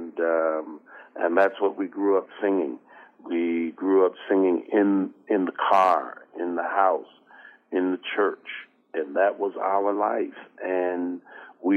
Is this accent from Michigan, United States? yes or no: yes; Detroit, Michigan, United States; Growing up in Detroit, being the fourth child of 10 children